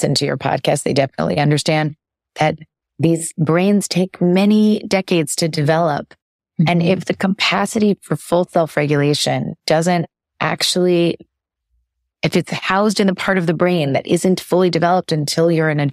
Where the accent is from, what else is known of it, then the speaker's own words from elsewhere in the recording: New York City, New York, United States; moved away as an adult; now in California, United States; I moved to California over the pandemic and I lived in New York City before that, and I grew up in New York City